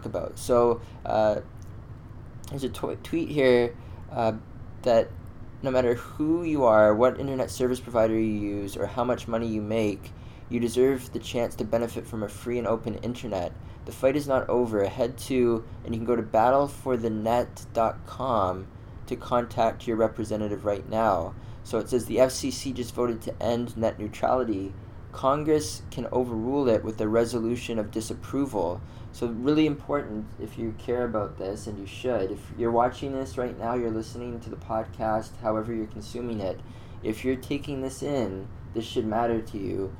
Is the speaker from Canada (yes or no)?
yes; Canada; I'm a Canadian, I'm in Toronto